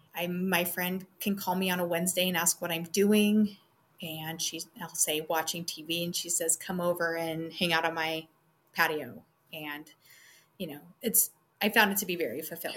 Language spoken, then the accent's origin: English; Wyoming, United States; moved away as an adult; also born or lived in Hayes Center, Nebraska / North Dakota; I did sixth grade back in my hometown in Wyoming and we just kind of grew up.